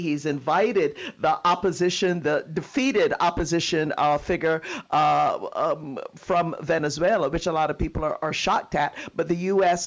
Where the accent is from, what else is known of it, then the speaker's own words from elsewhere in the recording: Barbados; I'm from Barbados, so proud of my island